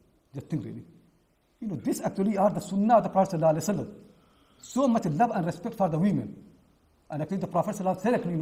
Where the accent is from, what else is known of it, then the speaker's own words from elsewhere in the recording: India; now in United Kingdom; I'm from India